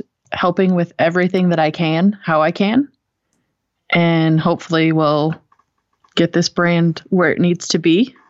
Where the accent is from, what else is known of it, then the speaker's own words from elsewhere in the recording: Crown Point, Indiana, United States; now in Huntsville, United States; I am from Crown Point, Indiana